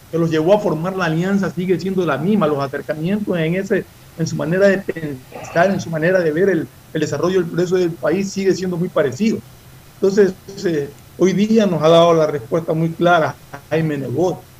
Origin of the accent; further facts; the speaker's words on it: Ecuador; lo único que pedimos nosotros como ecuatorianos es que sean en beneficio del país.